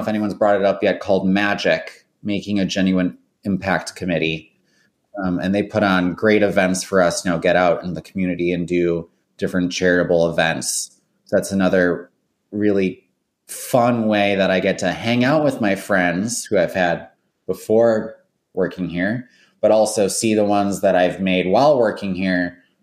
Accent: Milwaukee, Wisconsin, United States; I've found something in my hometown where I love living

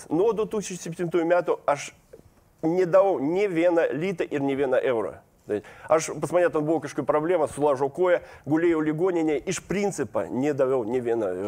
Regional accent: Kaliningrad, Kaliningrad Oblast, Russia; Lithuanian is a second language; moved away as an adult; now in Lithuania; aš gimiau Kalingradė, išaugau Kalingradė

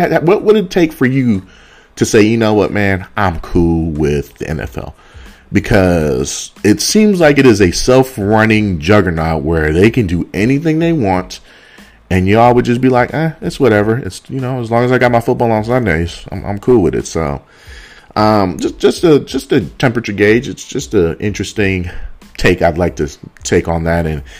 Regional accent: Bay Area, California, United States; I'm from the Bay Area

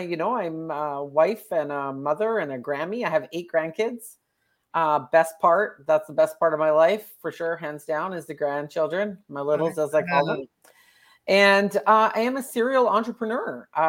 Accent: Alberta, Canada; Okay, I am from Canada. Right now I'm in Alberta, Canada. It's the prairies.

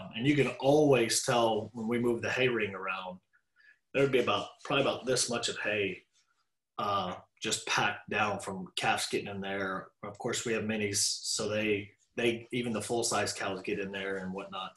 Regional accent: Dallas, Texas, United States; I was raised in Dallas

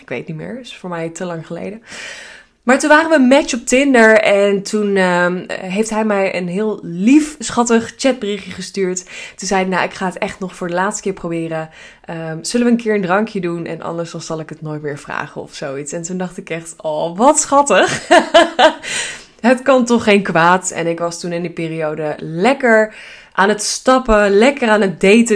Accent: Hilversum, North Holland, Netherlands; we zijn allebei geboren getogen in Hilversum

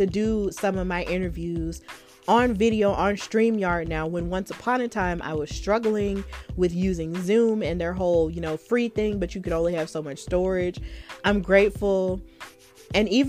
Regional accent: Alabama, United States; we are both from Alabama

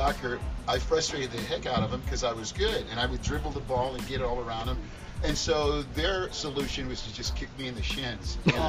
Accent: New York City, New York, United States; also born or lived in Port-au-Prince, Haiti; now in Central Florida, United States; It goes all the way back from where I was born in the islands. I'm from Haiti originally, Port-au-Prince, and I came here when I was about 8 years old, moved to New York City.

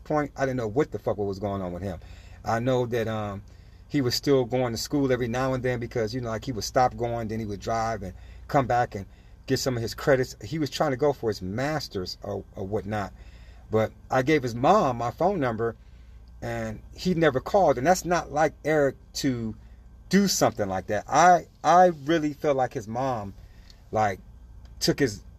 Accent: Los Angeles, California, United States; this is California that I grew up in, Los Angeles

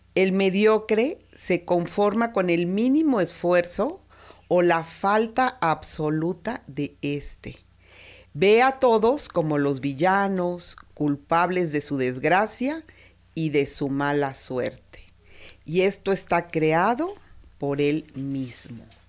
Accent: Mexico; así somos los mexicanos

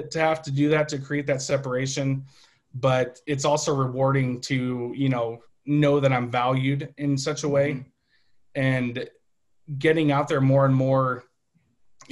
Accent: Zillah, Washington, United States; now in Nampa, United States; I grew up in the Hop Valley of the United States, up in the Yakima Valley, a little town called Zilla

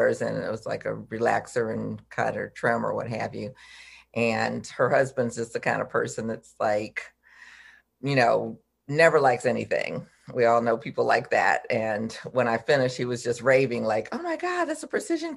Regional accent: Detroit, Michigan, United States; I'm from Detroit originally

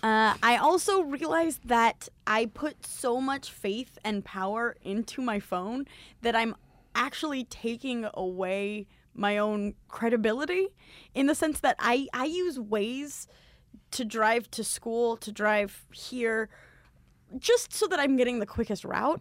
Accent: Southern California, United States; I'm from Southern California.

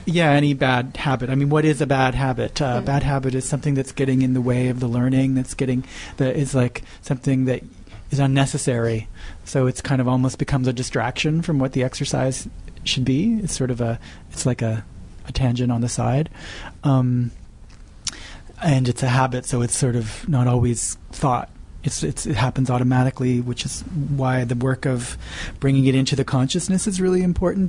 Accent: Nova Scotia, Canada; moved away as an adult; now in Montreal, Canada; Originally, I grew up in Nova Scotia.

